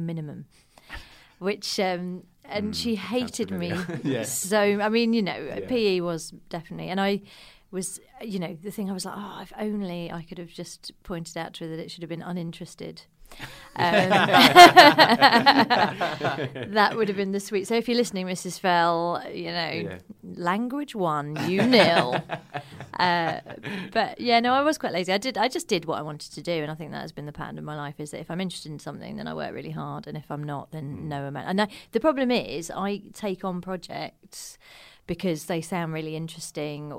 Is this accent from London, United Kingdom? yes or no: yes; Croydon, London, United Kingdom; moved away as an adult; also born or lived in Manchester; I'm from Croydon